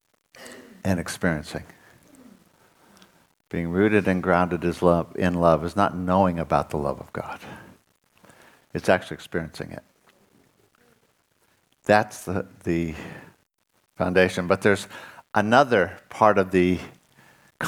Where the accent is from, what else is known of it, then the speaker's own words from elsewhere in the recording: Southern California, United States; I was raised in Southern California.